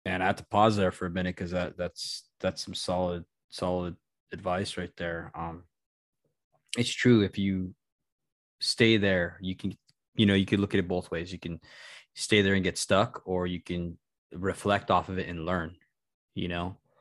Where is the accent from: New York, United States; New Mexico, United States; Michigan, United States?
New Mexico, United States; Albuquerque; moved away as an adult; we moved from Albuquerque, New Mexico